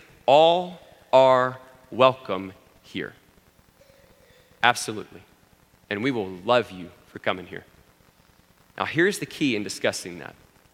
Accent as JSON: {"language": "English", "town": "Abilene", "region": "Texas", "country": "United States", "tie": "born or raised there", "said": "growing up in Abilene, I grew up Presbyterian"}